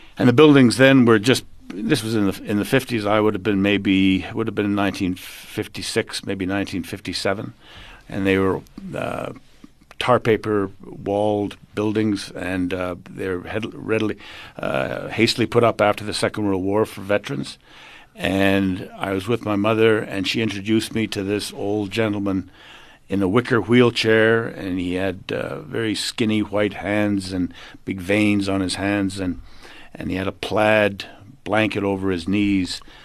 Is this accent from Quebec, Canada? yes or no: yes; Montreal, Quebec, Canada; moved away as an adult; now in South Africa; born in Canada, Montreal, and, uh, brought up there, went to university there, and came out here in nineteen seventy-five